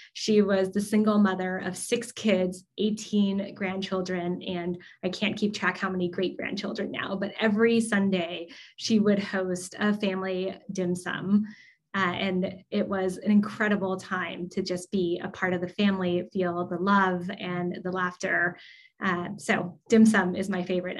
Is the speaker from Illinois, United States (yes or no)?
no; Southern California, United States; I grew up in Southern California, and I grew up a lot around a lot of Asian Americans